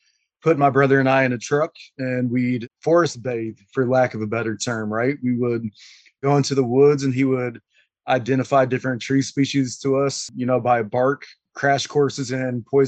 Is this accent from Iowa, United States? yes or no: yes; Des Moines, Iowa, United States; I'm from North Des Moines, and I always tell people North Des Moines is like a mini Queens. My high school, 40 or 50 languages spoke at the time, and it's extremely gray. And I grew up in a pretty low-income household at the apartments that I lived in on the north side